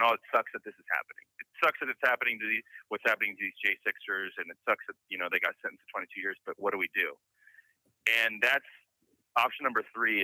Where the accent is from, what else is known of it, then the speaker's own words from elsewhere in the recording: near Seattle, Washington, United States; I grew up in Washington State near the Seattle area uh, my whole life